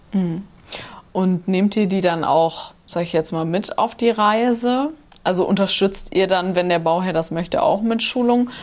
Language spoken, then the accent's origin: German; Nordhorn, Lower Saxony, Germany; da, wo ich herkomme, aus Nordhorn